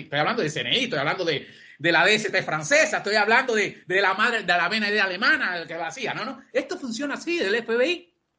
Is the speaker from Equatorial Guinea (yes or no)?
no; Cuba; moved away as an adult; now in Spain; como cubano